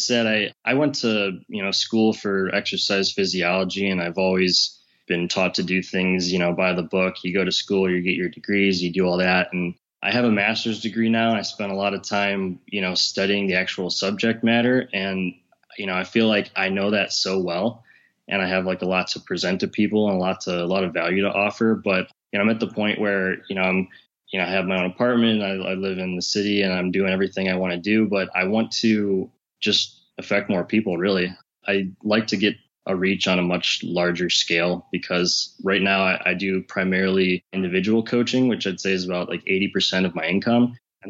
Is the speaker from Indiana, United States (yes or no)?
no; Cleveland, Ohio, United States; I'm from Cleveland, Ohio, and I run an online health fitness business.